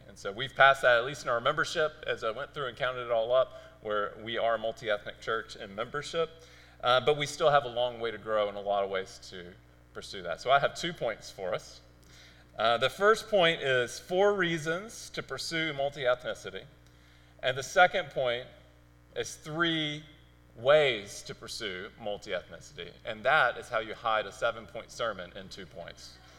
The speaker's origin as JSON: {"language": "English", "region": "Mississippi Delta", "country": "United States", "tie": "born or raised there", "also_born_or_lived": "Arizona / Memphis, Tennessee", "accent": "Mississippiisms", "moved": "as an adult", "lives_now": "Cambridge", "said": "I was born in Arizona. I lived in Memphis for several years, and then we moved down to rural Mississippi. And uh, we lived in the Mississippi Delta"}